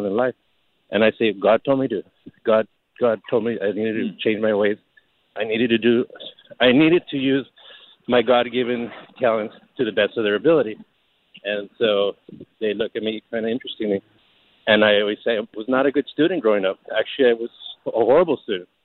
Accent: Los Angeles, California, United States; I grew up in East L.A.

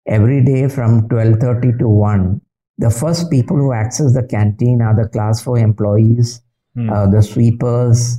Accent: Kolkata, West Bengal, India; moved away; I was born and brought up in Calcutta

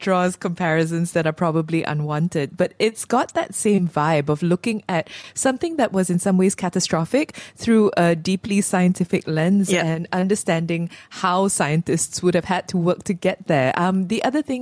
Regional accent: Malaysia; as a Malaysian who isn't of Bumiputra descent

